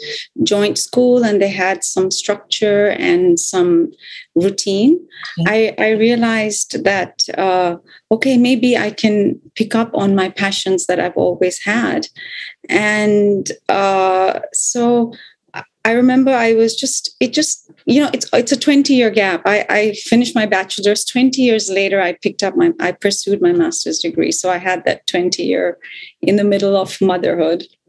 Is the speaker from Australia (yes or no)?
no; Bangkok, Thailand; also born or lived in India / Los Angeles; I live in Bangkok, Thailand, which is in Southeast Asia. And this is really my home where I live most of my life.